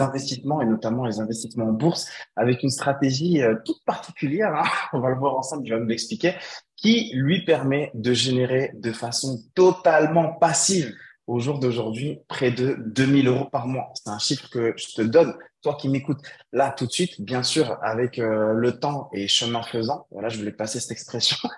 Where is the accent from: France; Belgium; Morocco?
Morocco; moved away; revenir m'installer chez moi au Maroc